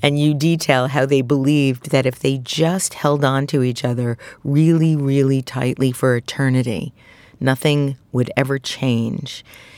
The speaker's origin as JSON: {"language": "English", "town": "Brooklyn", "region": "New York", "country": "United States", "tie": "born or raised there", "said": "I, too, was brought up in Brooklyn. I come from Eastern European Jews. I'm very Russian Romanian."}